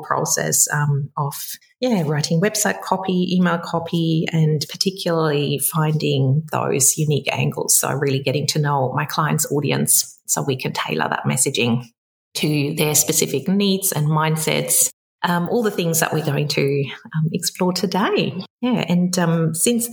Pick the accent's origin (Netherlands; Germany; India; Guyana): Germany; English is a second language; moved away as an adult; also born or lived in London; now in Sydney, Australia; You might be able to pick up my accent. So I'm originally from Germany, grew up there, met an Aussie in London